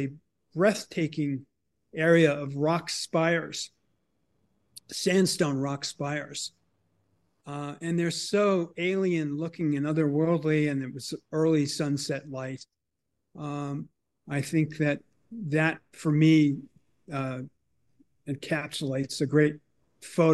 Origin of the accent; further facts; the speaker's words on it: Boston, Massachusetts, United States; I grew up in the Boston area, in the suburbs and in the city, surrounded by people and traffic